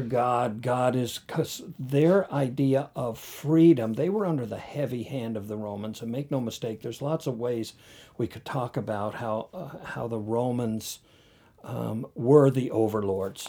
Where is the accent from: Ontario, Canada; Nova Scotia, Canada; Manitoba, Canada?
Nova Scotia, Canada; North Sydney; I grew up in North Sydney